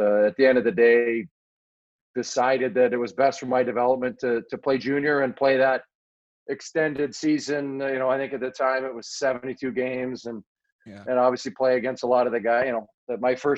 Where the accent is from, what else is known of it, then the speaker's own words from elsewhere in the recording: Manitoba, Canada; Yes, just a little bit closer to Winnipeg. I'm 3.5 hours from Winnipeg. I am 20 hours from Toronto.